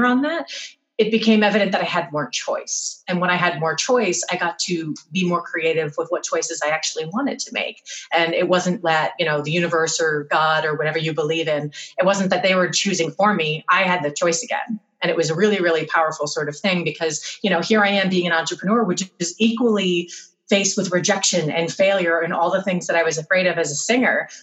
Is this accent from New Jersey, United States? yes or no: yes; New Jersey, United States; my hometown where my parents live in New Jersey